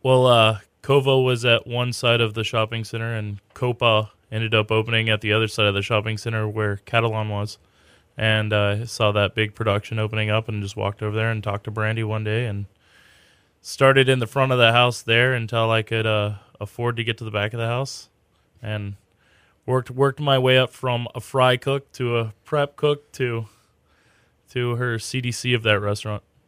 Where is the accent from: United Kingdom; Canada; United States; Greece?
United States; Katy, Texas; I grew up in Katy. I went to Maid Creek High School